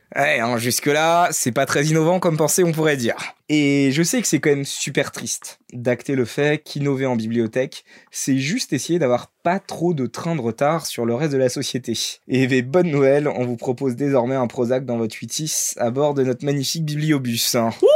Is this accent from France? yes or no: yes; Paris, Île-de-France, France; also born or lived in Brittany (ancestry); je sois un breton qui a vécu toute sa vie et sa naissance à Paris